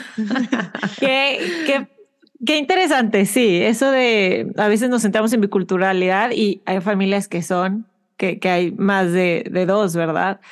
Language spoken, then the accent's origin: Spanish; Mexico; moved away as an adult; now in Houston, United States